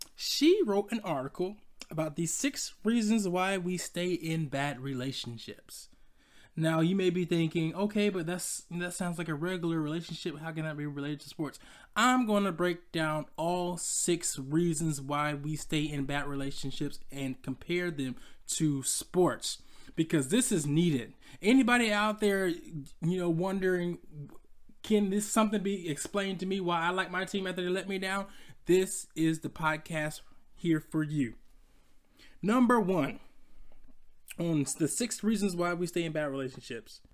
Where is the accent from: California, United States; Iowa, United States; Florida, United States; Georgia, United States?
Georgia, United States; Decatur; I'm from Atlanta, Georgia. You know, the sub, suburbs of Decatur, Georgia, to be exact